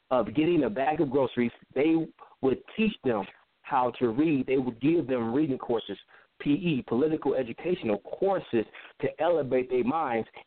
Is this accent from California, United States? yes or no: yes; California, United States; also born or lived in Chicago; now in Palmdale, United States; I was actually born in Chicago, but I was raised in Southern California. I'm like the Midwest see the West Coast breeded, so I've been moving around a lot.